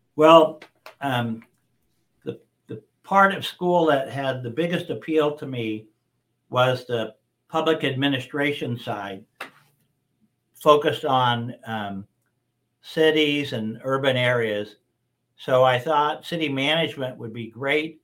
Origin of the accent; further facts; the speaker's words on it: Las Vegas, Nevada, United States; I was born and raised here in Las Vegas.